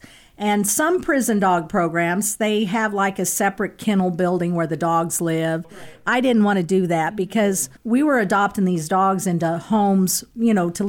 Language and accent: English; Kansas City, Missouri, United States; I was born and lived in Kansas City, been here my whole life, except for a few months that I was gone. Currently, I live in Liberty, Missouri